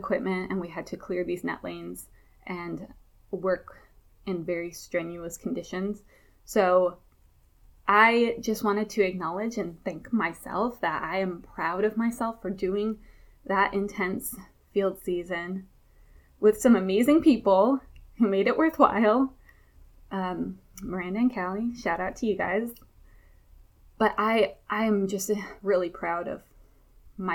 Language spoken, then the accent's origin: English; Memphis, Tennessee, United States; also born or lived in Buffalo, New York; I lived in Memphis, Tennessee most of my life from fourth grade on